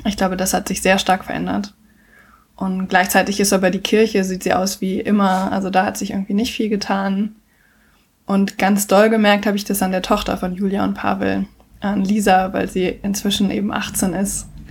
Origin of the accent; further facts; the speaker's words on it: Germany; ich als Deutsche